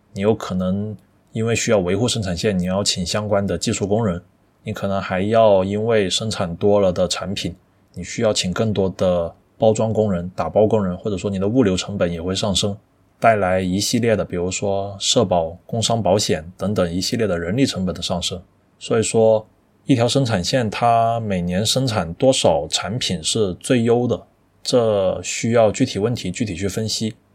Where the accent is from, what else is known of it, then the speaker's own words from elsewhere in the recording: China; 我们中国人在全世界都是以 喜欢吃、会吃而闻名的